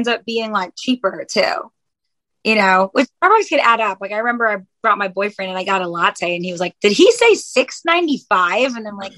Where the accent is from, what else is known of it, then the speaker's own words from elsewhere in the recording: Buffalo, New York, United States; now in Nashville, United States; my hometown, like Buffalo